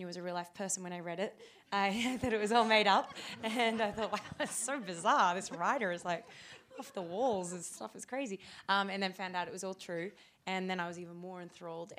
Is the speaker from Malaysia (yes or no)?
no; Australia; we're both Australian.